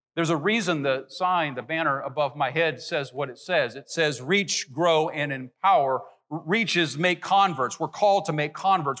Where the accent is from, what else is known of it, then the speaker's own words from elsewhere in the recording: Nappanee, Indiana, United States; moved away; my hometown, Napanee, Indiana, northern Indiana